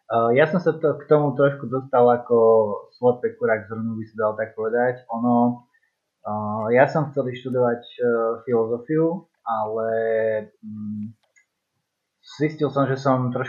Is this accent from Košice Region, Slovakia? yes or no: no; Zvolen, Banská Bystrica Region, Slovakia; som zo Zvolena